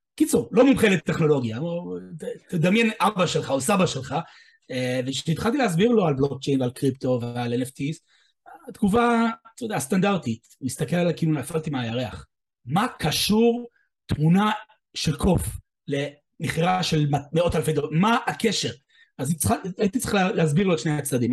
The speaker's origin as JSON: {"language": "Hebrew", "country": "United States", "moved": "yes", "lives_now": "Israel", "said": "במקור אני אמריקאי, אני בארץ 30 שנה"}